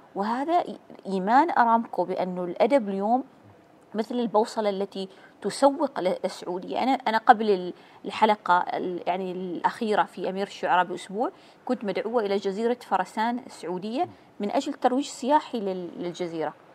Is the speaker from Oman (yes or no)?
yes; Oman; نحن كعمانيين